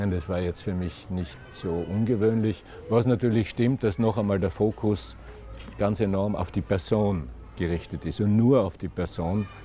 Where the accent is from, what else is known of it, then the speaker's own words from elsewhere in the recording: Austria; als Österreicher keine Ausnahme